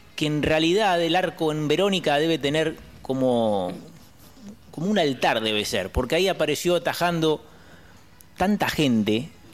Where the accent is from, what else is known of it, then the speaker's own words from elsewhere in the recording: Berisso, Buenos Aires Province, Argentina; soy de la raza del inmigrante, soy de Berizo